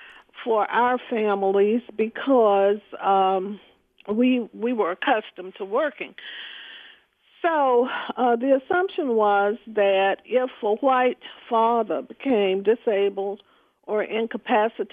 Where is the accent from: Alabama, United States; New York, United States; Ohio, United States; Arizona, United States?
Alabama, United States; Birmingham; I grew up in the Deep South in Birmingham, Alabama